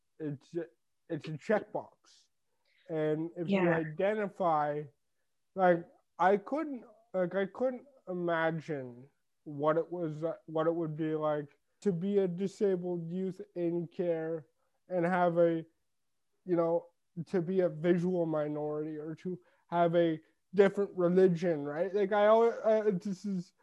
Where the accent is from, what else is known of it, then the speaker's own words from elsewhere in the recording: Toronto, Ontario, Canada; now in Sarnia, Canada; I'm like, from Canada. From Toronto